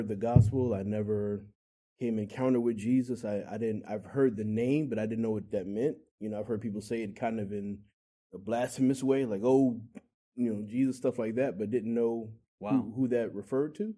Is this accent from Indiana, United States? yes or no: no; Englewood, New Jersey, United States; moved away as an adult; also born or lived in Texas; now in Virginia, United States; I grew up in Englewood, Teaneck, and Hackensack